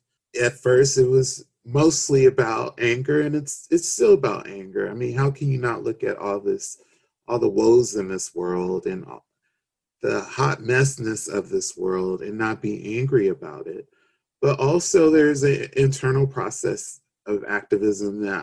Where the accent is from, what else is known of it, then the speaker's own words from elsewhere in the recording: Los Angeles, California, United States; I grew up in South Central Los Angeles, and I grew up in the hood, you know, in Watts.